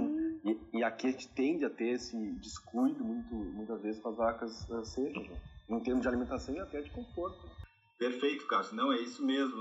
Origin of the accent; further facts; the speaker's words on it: Rio Grande do Sul, Brazil; moved away as an adult; also born or lived in Rondônia; eu sou nascido e criado no Rio Grande do Sul